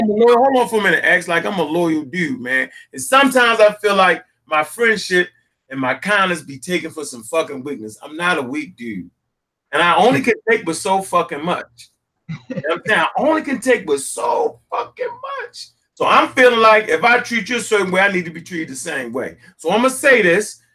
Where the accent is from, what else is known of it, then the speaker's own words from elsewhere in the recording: Baltimore, Maryland, United States; born and raised in Baltimore, Maryland